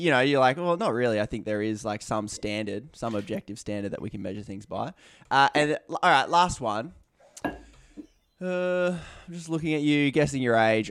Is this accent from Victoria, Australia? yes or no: no; Newcastle, New South Wales, Australia; my hometown, Newcastle.